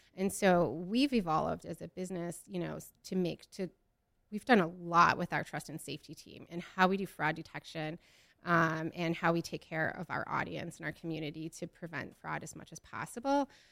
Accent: Midwest, United States; I'm from the Midwest

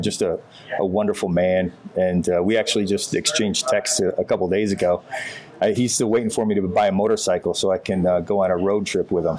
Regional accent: Northern Michigan, United States; all of the things that my dad taught me growing up in Northern Michigan

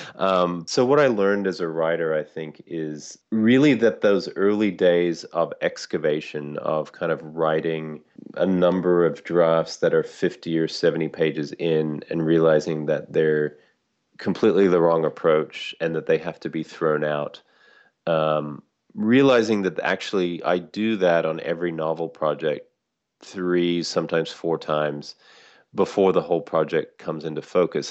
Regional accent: Sydney, New South Wales, Australia; moved away as an adult; now in United States; I grew up in Sydney. I've lived in the States for, you know, most of the last twenty-five years.

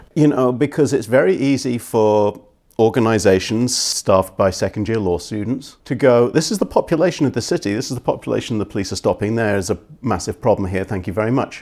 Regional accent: Scotland, United Kingdom; moved away as an adult; also born or lived in East End of London; now in Philadelphia, United States; I went to an all-white school, but that's 'cause I grew up in Scotland

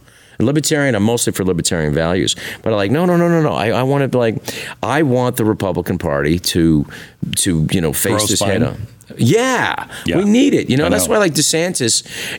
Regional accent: San Francisco, California, United States; I'm from San Francisco. I remember with the first elected gay official, Harvey Milk.

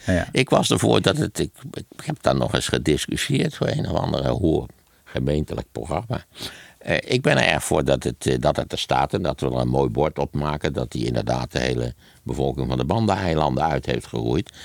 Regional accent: Wageningen, Gelderland, Netherlands; Ik ben natuurlijk opgegroeid in Wageningen

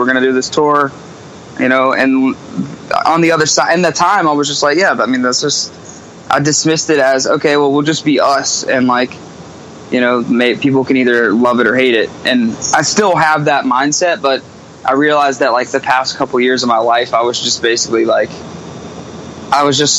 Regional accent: Myrtle Beach, South Carolina, United States; now in Charleston, United States; Yeah, I was born in Myrtle Beach.

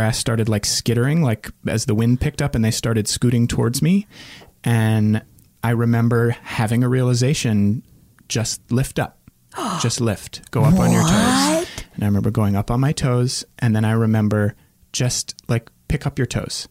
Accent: Northern Virginia, United States; the neighborhood where I grew up in Northern Virginia

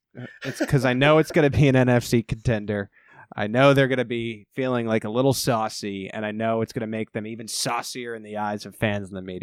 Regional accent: Long Island, New York, United States; I was born in New York. I'm from Long Island.

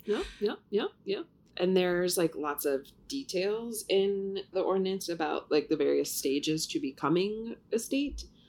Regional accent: Ohio, United States; now in New York, United States; I grew up in Ohio

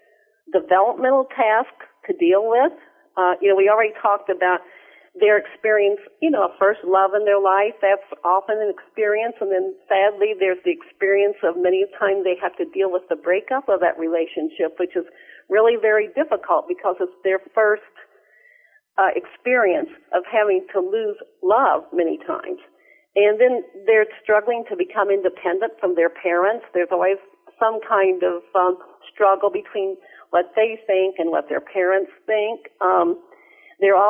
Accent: Missouri, United States; I grew up in Missouri.

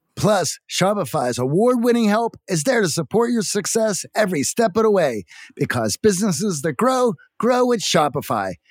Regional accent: Midwest, United States; growing up in the Midwest and having factory dads

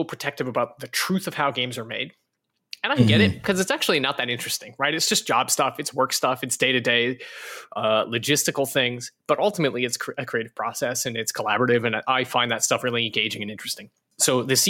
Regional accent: Alberta, Canada; moved away as an adult; also born or lived in California; I'm from Alberta, Canada, in a very tiny town

